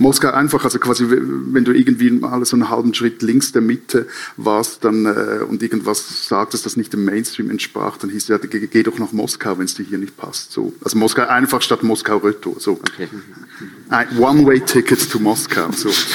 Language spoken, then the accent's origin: German; Switzerland